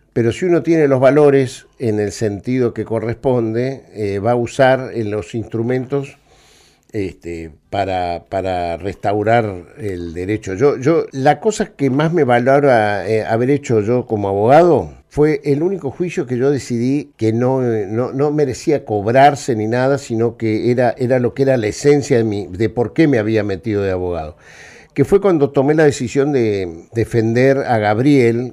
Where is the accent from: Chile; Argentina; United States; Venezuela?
Argentina; Neuquén; moved away as an adult; also born or lived in Buenos Aires; Yo, yo me crié en Neuquén, ¿no? en, la, ciudad de Neuquén Capital, y cuando cuando vine a estudiar a Buenos Aires